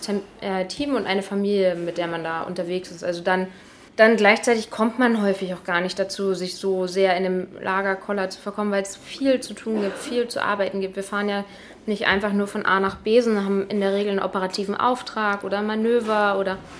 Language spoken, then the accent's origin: German; Rendsburg, Schleswig-Holstein, Germany; also born or lived in Eckernförde; Ich komme ja aus Rendsburg gebürtig ja. und äh, bin auch groß geworden